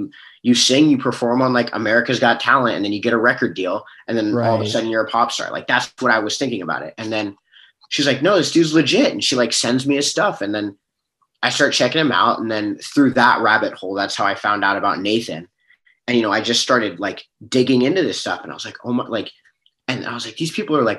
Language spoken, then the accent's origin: English; Bellevue, Washington, United States; I actually grew up in Bellevue